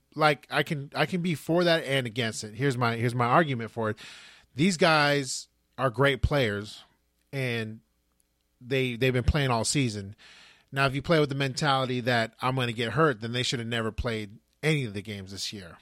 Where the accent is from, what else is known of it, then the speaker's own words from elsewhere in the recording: California, United States; we're from California